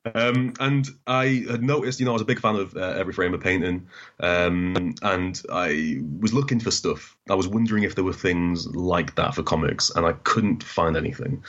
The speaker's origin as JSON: {"language": "English", "town": "Newcastle upon Tyne", "region": "North East England", "country": "United Kingdom", "tie": "born or raised there", "also_born_or_lived": "Doncaster", "said": "we moved to Newcastle and we, we, I grew up in Newcastle for, you know, eight years. And then we moved back to Doncaster"}